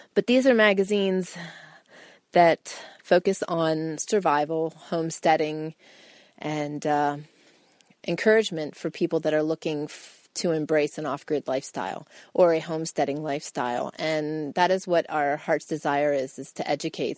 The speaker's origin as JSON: {"language": "English", "region": "Pennsylvania", "country": "United States", "tie": "born or raised there", "moved": "as an adult", "said": "we grew up on farms in Pennsylvania, both my husband"}